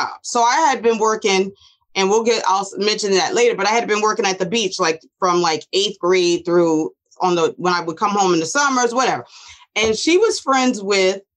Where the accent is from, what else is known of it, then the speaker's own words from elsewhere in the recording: Asbury Park, New Jersey, United States; also born or lived in Neptune, New Jersey; we grew up in Neptune, so we never left Neptune schools